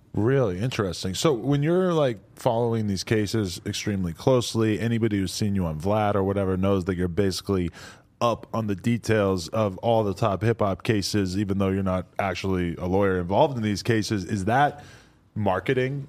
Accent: New England, United States; if you're from New England, like me

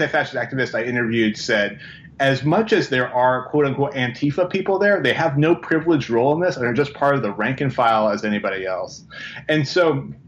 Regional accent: Portland, Oregon, United States; I'm from Portland

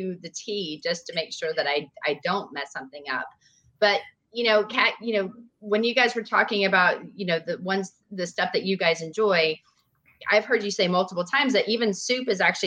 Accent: Nashville, Tennessee, United States; I'm from Nashville

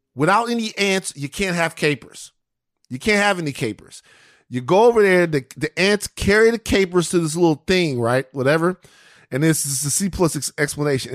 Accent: Louisiana, United States; I'm from Louisiana

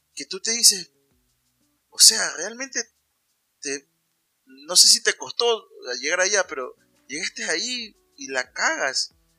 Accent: Ecuador; moved away; somos ecuatorianos

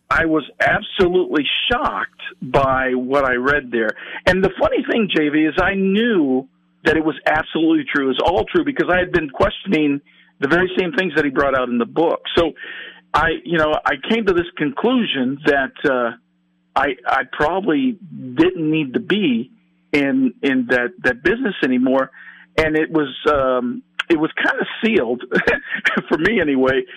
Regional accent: California, United States; I'm from California

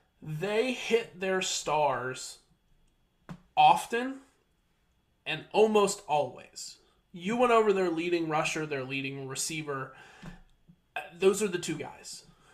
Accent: central Pennsylvania, United States; moved away; also born or lived in Columbia, South Carolina / Conway, South Carolina; So I used to live in central Pennsylvania, and when we moved to South Carolina, we moved to Columbia before I ended up at the beach going to coastal Carolina.

